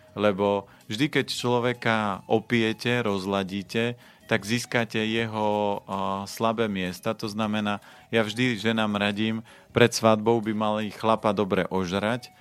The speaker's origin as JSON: {"language": "Slovak", "area": "Orava", "region": "Žilina Region", "country": "Slovakia", "said": "ja som človek z Oravy"}